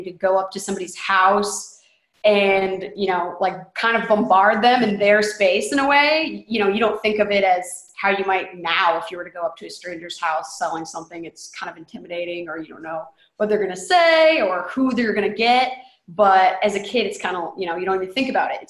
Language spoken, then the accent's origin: English; Indiana, United States; moved away as an adult; also born or lived in Nashville; I'm from Indiana, so I came on down